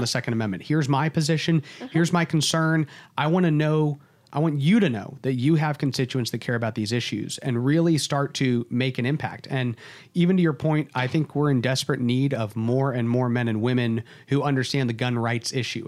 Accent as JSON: {"language": "English", "region": "Texas", "country": "United States", "said": "as a Texan"}